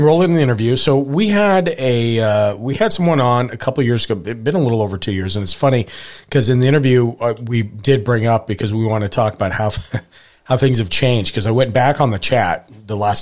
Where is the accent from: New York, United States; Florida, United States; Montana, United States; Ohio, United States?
Montana, United States; when I was growing up in Montana